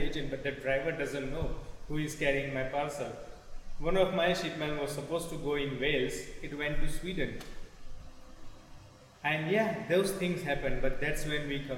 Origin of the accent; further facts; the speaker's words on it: India; moved away as an adult; now in England; growing up in India